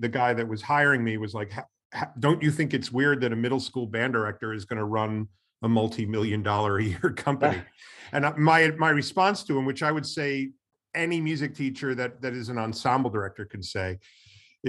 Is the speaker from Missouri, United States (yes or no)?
no; New York, United States; I'm from New York